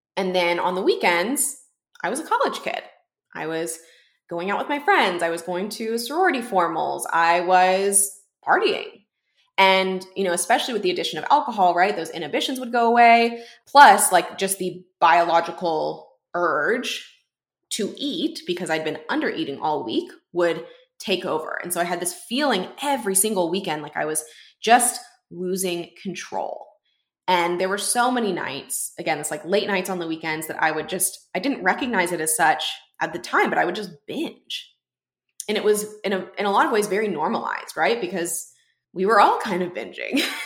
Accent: Houston, Texas, United States; my hometown in Houston

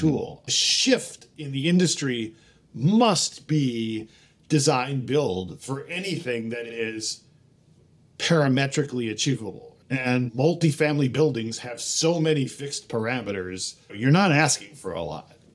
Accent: Cleveland, Ohio, United States; moved away as an adult; now in New York, United States; I grew up in Cleveland, Ohio

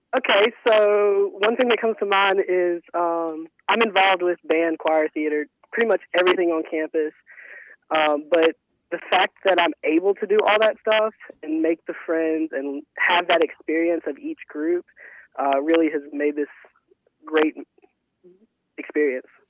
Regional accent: Calhoun City, Mississippi, United States; I am from Calhoun City, and I attended Calhoun City High School

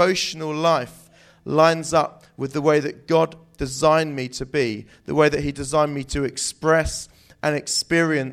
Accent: New Forest, South East England, United Kingdom; also born or lived in Southampton; I grew up in the New Forest

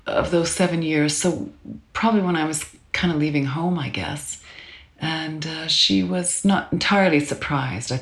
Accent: Calgary, Alberta, Canada; I grew up in Calgary, Alberta, Canada

